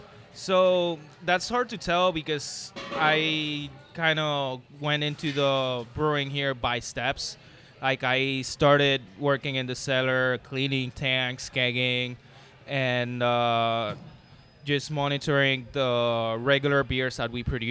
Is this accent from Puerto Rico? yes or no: yes; Puerto Rico; moved away as an adult; I'm from Puerto Rico, born and raised there. I moved here about 6 years ago.